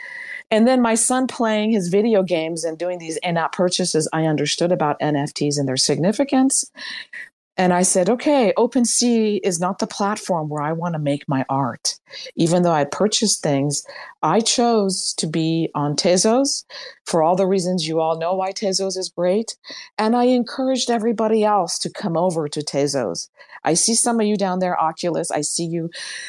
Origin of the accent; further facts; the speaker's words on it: Iran; moved away; When I came from Iran in 1977, one US dollar equaled 7 Iranian rials, 1 to 7.